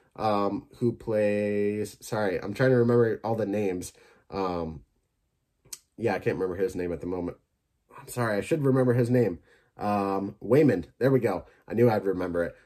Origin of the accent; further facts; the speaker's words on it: Michigan, United States; my home state